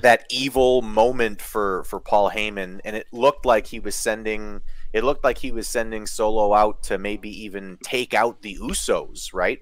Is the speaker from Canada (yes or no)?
yes; Canada; i'm canadian